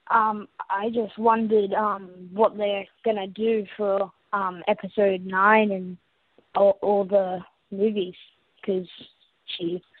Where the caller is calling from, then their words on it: Sydney, New South Wales, Australia; I'm calling from Sydney, Australia.